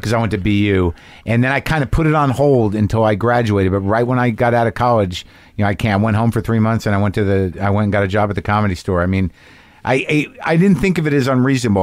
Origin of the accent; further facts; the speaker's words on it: New Mexico, United States; I grew up in New Mexico